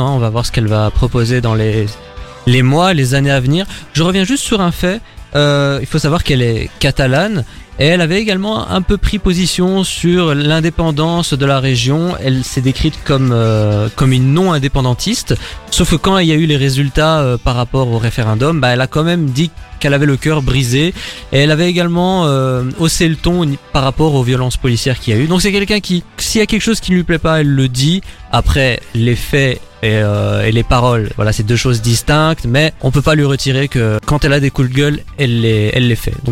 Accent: Belgium; nous en tant que Belges

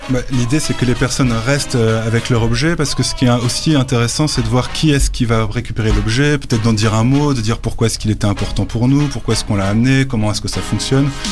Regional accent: Brussels, Brussels-Capital Region, Belgium; je viens de Bruxelles 1000, euh, du centre de ville de Bruxelles

